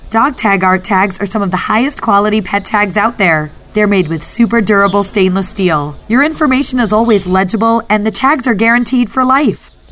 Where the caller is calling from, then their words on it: Monument, Colorado, United States; Monument, Colorado.